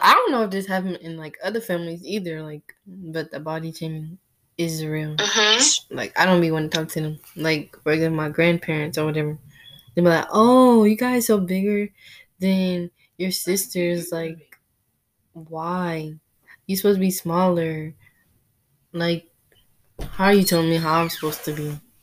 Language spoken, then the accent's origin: English; United States; I was born here in the United States.